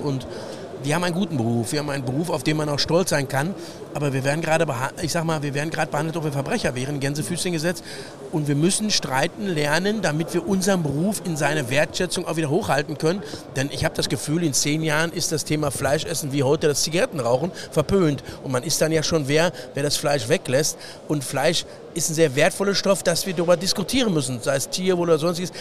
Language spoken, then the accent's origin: German; Ruhr area, North Rhine-Westphalia, Germany; ich als Ruhrpottler